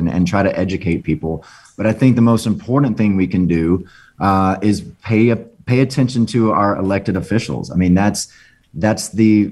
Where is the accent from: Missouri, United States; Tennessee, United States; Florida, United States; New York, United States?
Florida, United States; Orlando; living in Orlando, you know, as a closeted teen